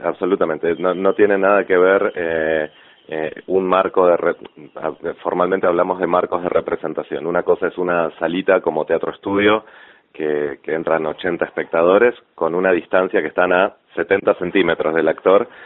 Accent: La Plata, Buenos Aires Province, Argentina; yo soy suma, más platense que una diagonal

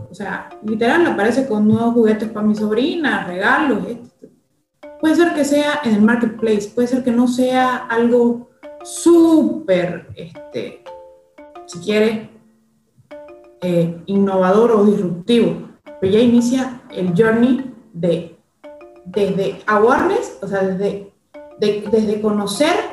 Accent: Bolivia

